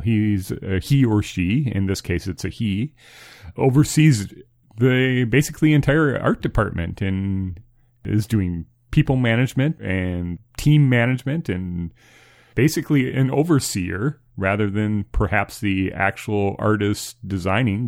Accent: United States; as an American

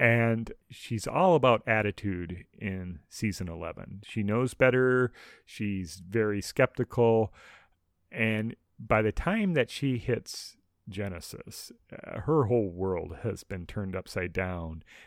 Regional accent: Minneapolis–Saint Paul, Minnesota, United States; growing up in Twin Cities in Minnesota

